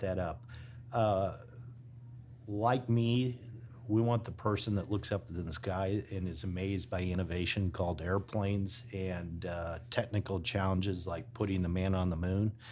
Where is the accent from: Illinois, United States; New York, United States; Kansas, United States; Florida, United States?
Illinois, United States; now in Texas, United States; a Midwesterner from Illinois